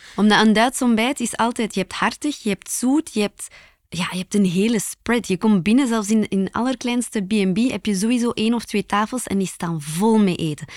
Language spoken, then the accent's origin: Dutch; Belgium; Als typische Belg